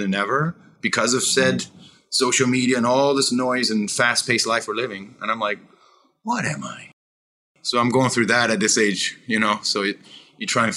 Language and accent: English; Peterborough, Ontario, Canada; moved away; I loved growing up in Peterborough, Ontario.